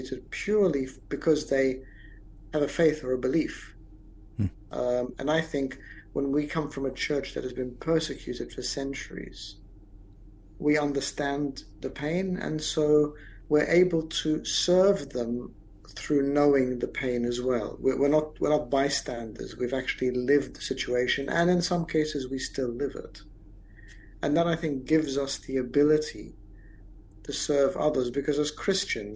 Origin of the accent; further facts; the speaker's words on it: Australia; moved away as an adult; also born or lived in Egypt; now in London, United Kingdom; My journey started when I was born in Egypt to a Coptic Orthodox family. We migrated as a family to Australia when I was five. I did all my school and university education there